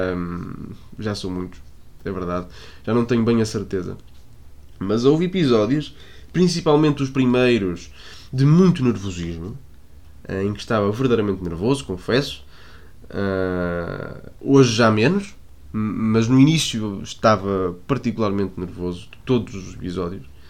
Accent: Porto, Norte, Portugal; eu sou do Porto

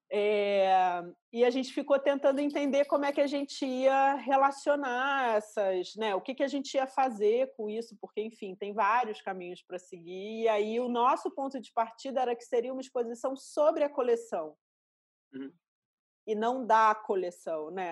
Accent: Rio de Janeiro, Brazil; accent: carioca; moved away as an adult; also born or lived in São Paulo; era uma época que em São Paulo pegavam no pé do meu sotaque carioca

